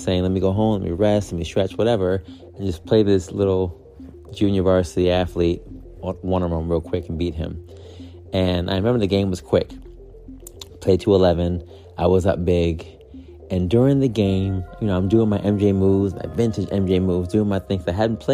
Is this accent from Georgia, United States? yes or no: no; New York, United States; I was from New York